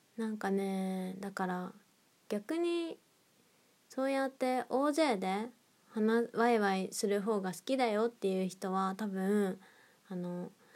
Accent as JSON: {"language": "Japanese", "town": "Nagoya", "region": "Aichi", "country": "Japan", "tie": "born or raised there", "moved": "yes", "said": "地元が名古屋なんですけど"}